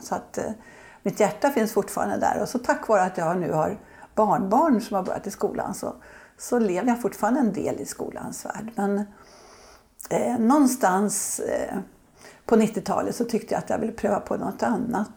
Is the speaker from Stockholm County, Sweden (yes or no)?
yes; Södertälje, Stockholm County, Sweden; jag är uppvuxen i Södertälje